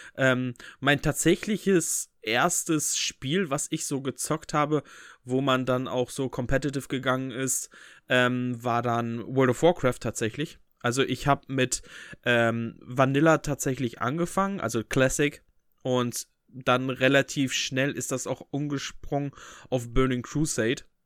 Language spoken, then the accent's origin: German; Bünde, North Rhine-Westphalia, Germany; bei uns in Bünde